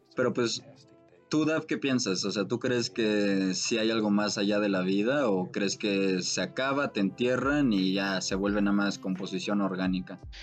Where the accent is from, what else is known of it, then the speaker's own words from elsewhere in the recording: Mexico; yo mínimo como mexicano